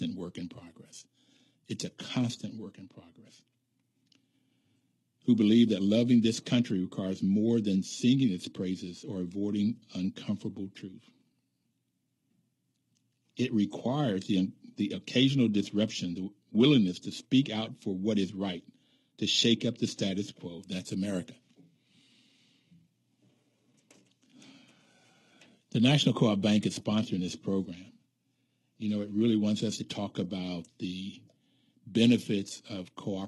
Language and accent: English; Appalachia, West Virginia, United States; I grew up in Appalachia in West Virginia.